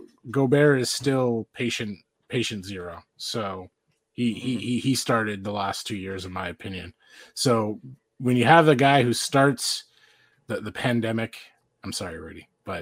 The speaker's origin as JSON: {"language": "English", "town": "Salt Lake City", "region": "Utah", "country": "United States", "said": "I'm from Salt Lake City."}